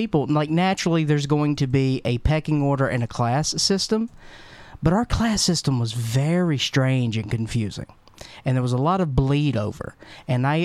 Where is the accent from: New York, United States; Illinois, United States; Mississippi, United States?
Mississippi, United States; I grew up in Mississippi